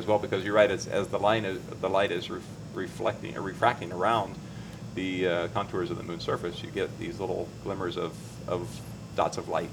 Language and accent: English; Houston, Texas, United States; I'm from Houston